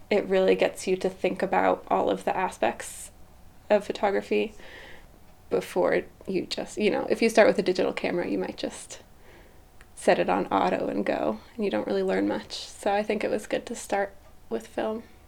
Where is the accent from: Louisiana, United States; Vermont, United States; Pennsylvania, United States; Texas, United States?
Vermont, United States; Brattleboro; I grew up in Brattleboro